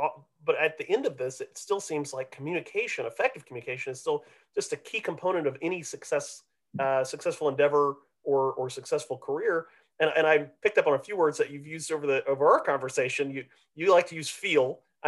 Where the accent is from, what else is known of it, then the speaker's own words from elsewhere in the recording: Midwest, United States; now in Texas, United States; because, of course, as a Midwesterner, right, you'll have like soda and pop. And here in Texas, everything is Coke, right?